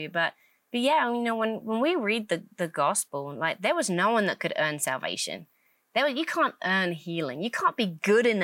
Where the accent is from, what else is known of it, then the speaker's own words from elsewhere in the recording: England, United Kingdom; moved away as an adult; now in United States; I'm from England, obviously. I have a slightly different accent. I moved over to America with my family